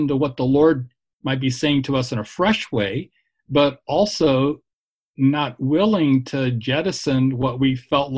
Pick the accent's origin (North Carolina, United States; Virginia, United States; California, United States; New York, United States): Virginia, United States; moved away as an adult; also born or lived in Dallas-Fort Worth, Texas / Phoenix, Arizona; I'm from Virginia originally